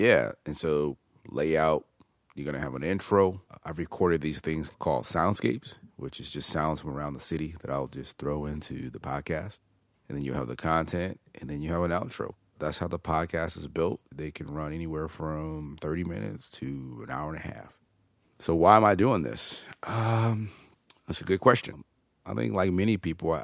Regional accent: Chicago, Illinois, United States; also born or lived in Oak Park / Homewood / Bolingbrook; born and raised in Chicago. I love my city

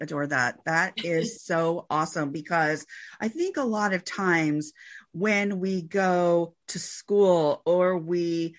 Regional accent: Santa Cruz, California, United States; also born or lived in Sacramento, California; I am actually from Santa Cruz, California.

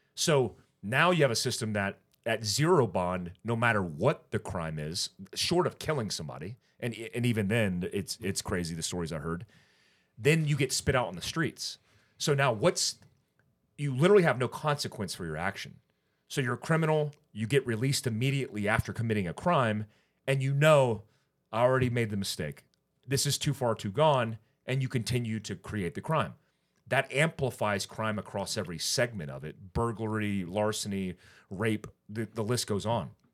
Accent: California, United States; I was born in California

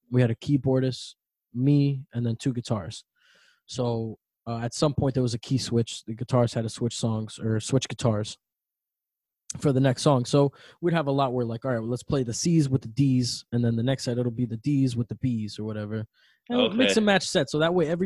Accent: South Florida, United States; also born or lived in Bronx, New York; my mom moved down here, and I've pretty much been a South Florida kid since then.

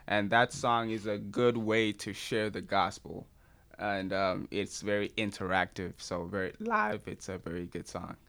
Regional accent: Nigeria; as a Nigerian

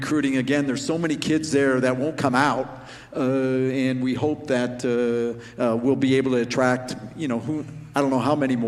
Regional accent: Arvada, Colorado, United States; We grew up in Arvada

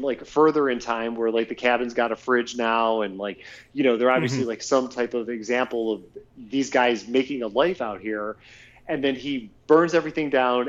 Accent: Ohio, United States; now in California, United States; being from Ohio, then here in California

